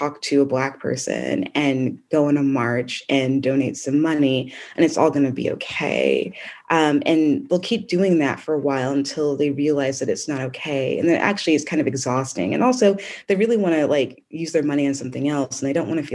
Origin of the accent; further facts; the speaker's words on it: United States; moved away as an adult; also born or lived in United Kingdom; I'm from America